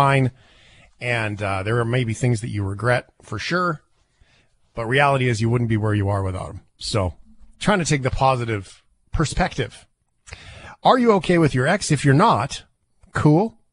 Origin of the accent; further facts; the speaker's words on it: Canada; West Canadians